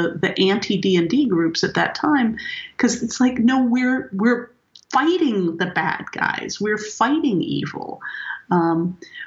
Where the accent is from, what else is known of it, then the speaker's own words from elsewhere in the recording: Martinez, California, United States; where I grew up in Martinez